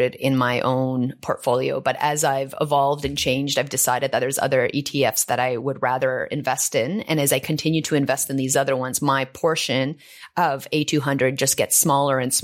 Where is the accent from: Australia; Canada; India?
Canada; as a Canadian